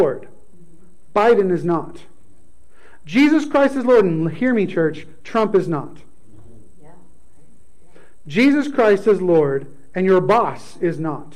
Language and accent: English; United States